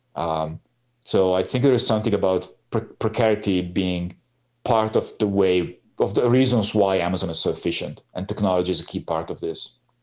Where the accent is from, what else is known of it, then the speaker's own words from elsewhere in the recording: Piacenza, Emilia-Romagna, Italy; my hometown in Piacenza